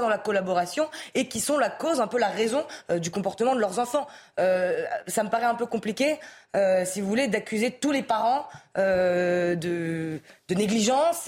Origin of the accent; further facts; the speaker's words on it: France; en tant que français